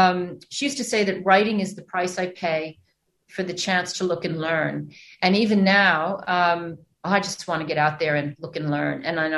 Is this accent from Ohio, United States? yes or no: no; New York, United States; now in Australia; And I did grow up in New York, but I have been able to travel an awful lot